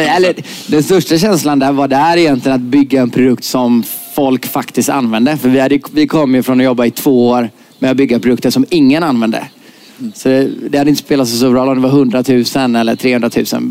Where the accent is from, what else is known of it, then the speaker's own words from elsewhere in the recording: Gothenburg, Västra Götaland, Sweden; jag kommer från Göteborg